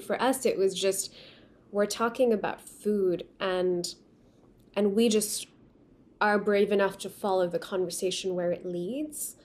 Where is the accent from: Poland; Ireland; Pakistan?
Pakistan; first language Urdu; English is a second language; now in Los Angeles, United States; I grew up in Pakistan and now I live in Los Angeles